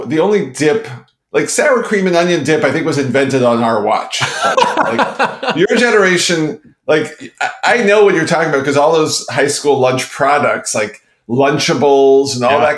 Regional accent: Montreal, Quebec, Canada; growing up in Montreal, Canada, we had at our school something called Chicken a la King

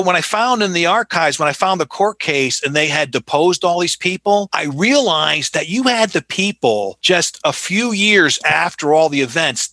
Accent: Colonie, New York, United States; moved away; I was born and raised in Albany, New York, a place called Colony

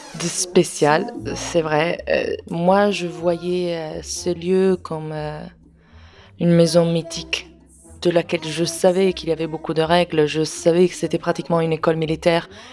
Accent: Parma, Emilia-Romagna, Italy; French is a second language; moved away as an adult; now in Paris, France; je suis italienne

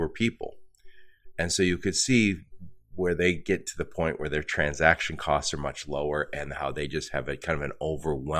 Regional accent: Midwest, United States; I'm from the Midwest

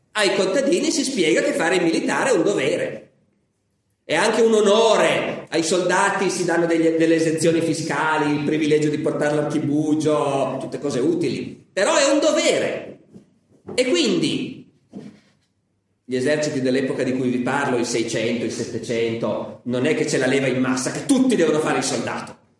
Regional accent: Piedmont, Italy; noi che siamo piemontesi

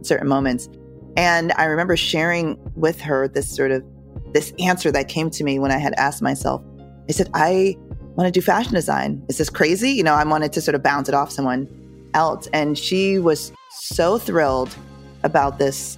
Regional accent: Connecticut, United States; I grew up in Connecticut.

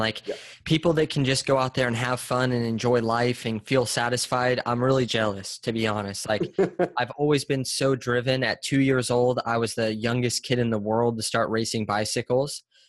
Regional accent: San Diego, California, United States; Yes, born and raised.

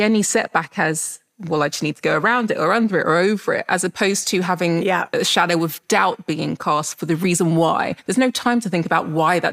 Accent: Jamaica; being Jamaican

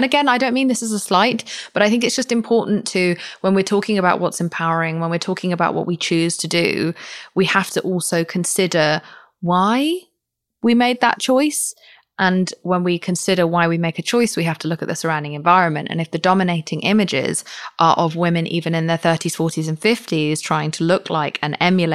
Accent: United Kingdom; I'm British.

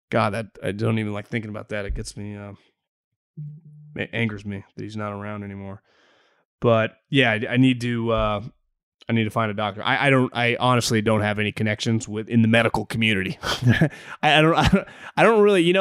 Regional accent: San Jose, California, United States; now in San Antonio, United States; I'm from the Bay Area, born and raised in San Jose.

